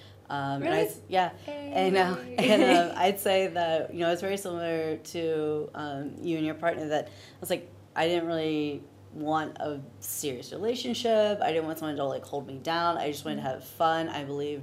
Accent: Virginia Beach, Virginia, United States; I'm originally from Virginia

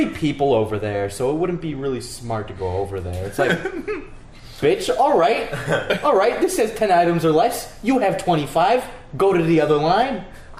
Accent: New York, United States; now in Los Angeles, United States; I'm from New York, and we're just straight up aggressive.

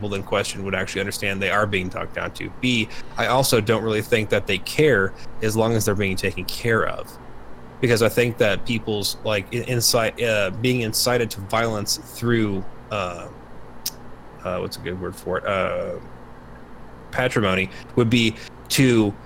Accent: United States; we as an American

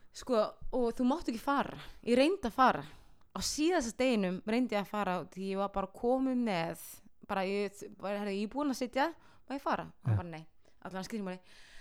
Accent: Iceland; ég var bara krakkar frá Íslandi

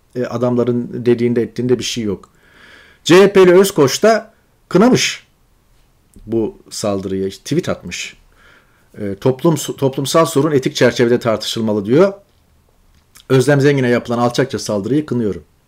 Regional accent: Çukurova, Turkey; moved away as an adult; also born or lived in Ankara / Istanbul

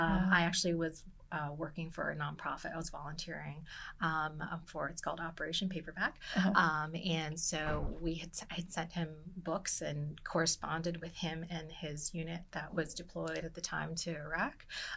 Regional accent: Hawaii, United States; now in Philadelphia, United States; So I'm actually from Hawaii.

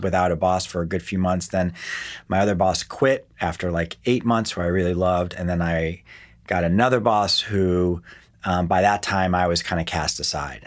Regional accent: West Hartford, Connecticut, United States; born or raised there; also born or lived in Akron, Ohio / Miami Beach, Florida / New York / Portland

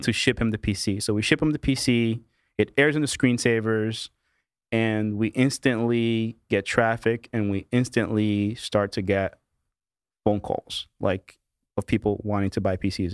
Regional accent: Kearney, New Jersey, United States; also born or lived in Brazil; I was born in Brazil. My parents immigrated to the U S when I was two years old. And, uh, the typical, you know, uh, you know, American dream story, right? Um, went to school in, uh, in a little town called Kearney, Kearney, New Jersey, right? I'm a New Jersey boy, uh, all my life pretty much

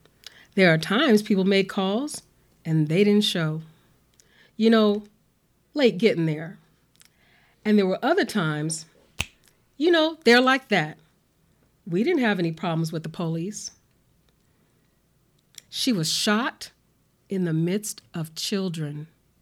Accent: Omaha, Nebraska, United States; I grew up in Fontenelle Housing Project, and it was called Little Vietnam because of its reputation for being violent.

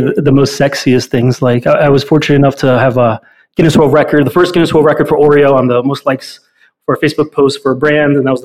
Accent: Weehawken, New Jersey, United States; also born or lived in North Bergen, New Jersey; Then was raised half the time in Weehawken, which is actually, for those that may not know, is where the Lincoln Tunnel is on the Jersey side.

